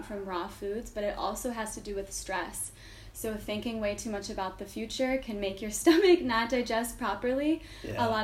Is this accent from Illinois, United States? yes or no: yes; Chicago, Illinois, United States; moved away; I am from Chicago